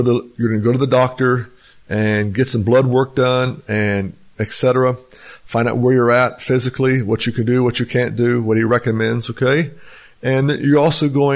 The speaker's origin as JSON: {"language": "English", "country": "United States", "tie": "born or raised there", "said": "I was raised in Texas, Oklahoma area"}